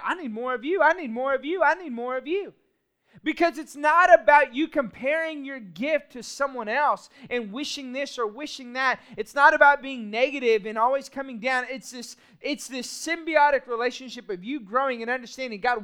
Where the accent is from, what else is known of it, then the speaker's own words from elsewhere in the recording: Austin, Texas, United States; I grew up in Austin, Texas